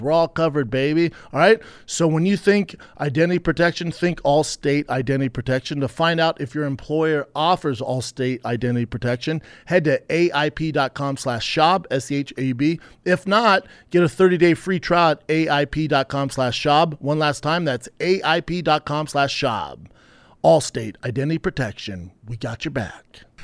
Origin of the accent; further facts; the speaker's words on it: Denver, Colorado, United States; my hometown, Denver, Colorado